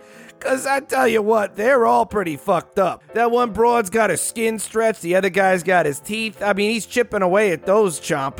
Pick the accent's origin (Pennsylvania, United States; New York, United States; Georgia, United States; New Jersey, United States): New Jersey, United States; See, I'm from Jersey. You don't know.